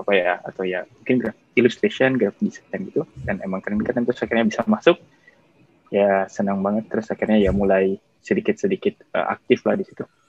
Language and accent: Indonesian; Cimahi, West Java, Indonesia; moved away as an adult; now in Singapore; saya lahirnya di Cimahi, Bandung